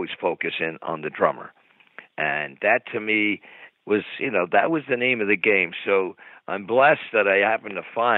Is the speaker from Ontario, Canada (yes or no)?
no; Montreal, Quebec, Canada; growing up in Montreal